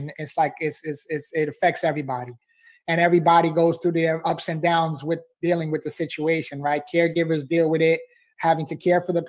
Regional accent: New York City, New York, United States; I was born and raised in the Bronx, New York.

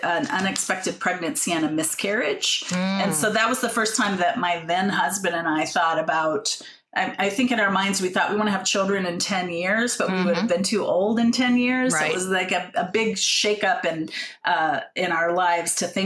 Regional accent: Jackson, Ohio, United States; moved away; I grew up in the Midwest in Southern Ohio, small town

